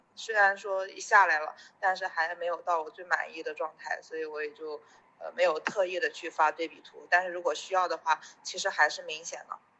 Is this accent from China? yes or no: yes; Anhui, China; 因为我不是深圳人嘛，我是安徽人